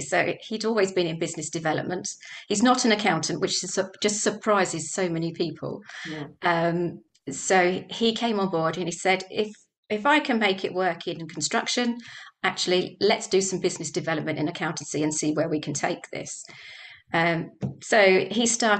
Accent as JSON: {"language": "English", "town": "Dunstable", "region": "East of England", "country": "United Kingdom", "tie": "born or raised there", "said": "So we're firmly established in Dunstable. It's my hometown. I went away to university, came back again."}